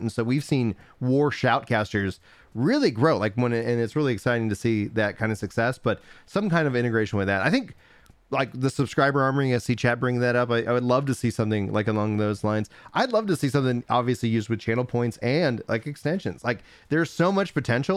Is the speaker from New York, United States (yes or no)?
no; Nacogdoches, Texas, United States; I grew up in East Texas